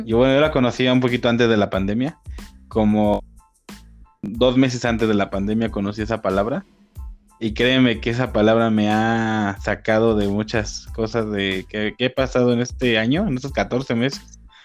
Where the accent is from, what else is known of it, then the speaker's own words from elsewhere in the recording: Mexico; Ya yo siendo mexicano viviendo en México